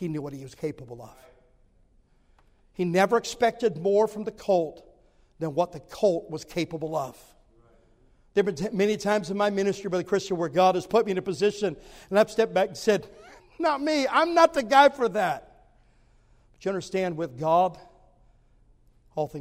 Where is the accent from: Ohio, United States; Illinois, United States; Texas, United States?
Ohio, United States; southwest; I grew up in Ohio, in southwest Ohio